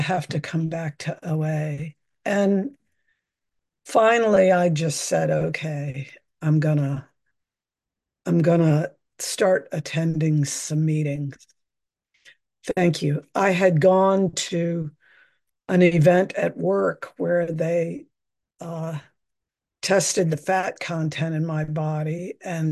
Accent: Virginia, United States; moved away as an adult; now in San Francisco, United States; I was born and raised in Virginia

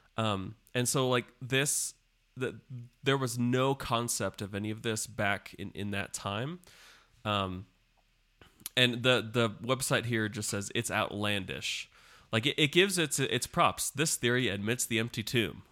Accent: United States; as an American

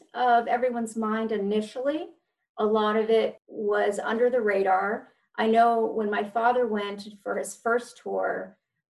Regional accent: Fayetteville, North Carolina, United States; Sure. So I grew up in Fayetteville, North Carolina. I am an Army brat

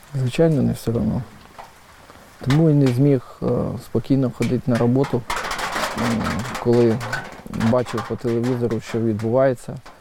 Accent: Kyiv, Ukraine; я сам киянин, тому на Майдані я був майже кожного дня

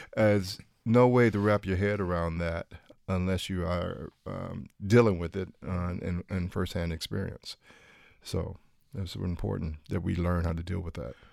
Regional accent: Detroit, Michigan, United States; moved away as an adult; also born or lived in Kansas; Growing up there, you have, uh, a, um, privilege of, um, being a, uh, black person in pretty much the, the predominantly black area.

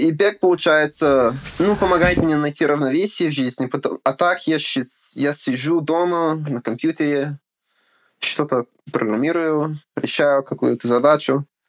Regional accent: United States; Russian is a second language; also born or lived in Ukraine; Отец переехал в Америку учиться. Вот. И женился и остался. Ага. А я уже родился тут

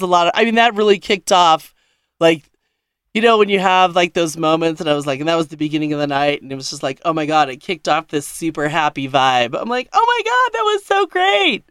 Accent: Denver, Colorado, United States; I'm from Denver

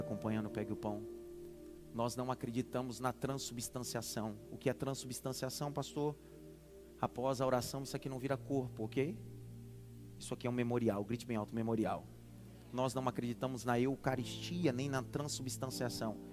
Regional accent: Northeast Region, Brazil; accent: Nordestino; eu não tenho um sotaque nordestino, já deu para perceber eu que puxo. Eu puxo, eu, eu faço questão de dizer onde eu nasci.

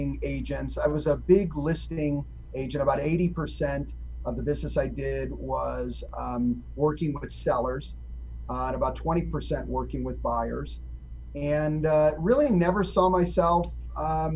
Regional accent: Chicago, Illinois, United States; moved away as an adult; now in Las Vegas, United States; I'm originally from Chicago, Illinois. I moved out to Las Vegas to go to UNLV for hotel management school.

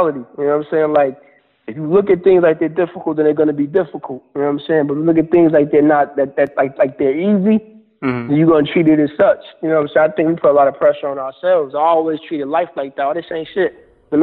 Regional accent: Grand Rapids, Michigan, United States; moved away as an adult; I'm from Michigan

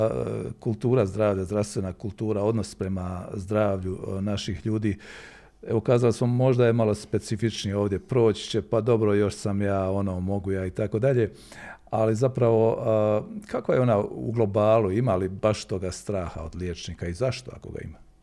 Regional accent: Herzegovina, Bosnia & Herzegovina; kod nas u Hercegovini

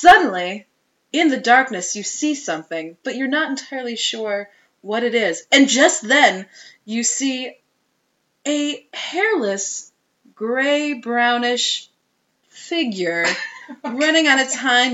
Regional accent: Holy Hill area of Wisconsin, United States; I grew up in the Holy Hill area of Wisconsin

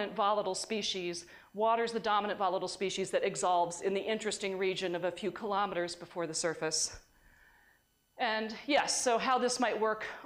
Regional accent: New York, United States; in New York we call this seltzer

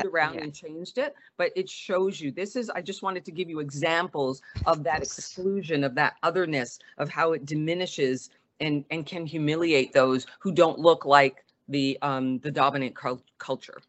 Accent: Montreal, Quebec, Canada; moved away as an adult; now in United States; growing up in Montreal, uh, running track

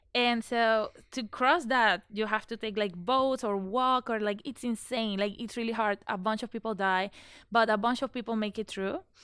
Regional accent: Panama City, Panama; English is a second language; moved away as an adult; also born or lived in Iowa; I'm from Panama, as you said. Uh, I live in the city

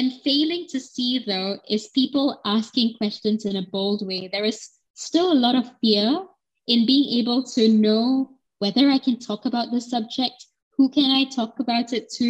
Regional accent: Singapore; as a Singaporean citizen who was born in this country

